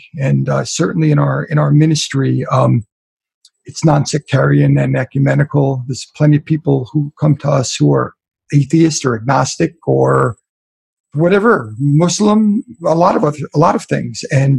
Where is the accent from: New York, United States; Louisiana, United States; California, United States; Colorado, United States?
New York, United States; Long Island; I grew up Jewish. I was raised on Long Island as a Jew. I've been baptized and ordained, but I still consider myself Jewish.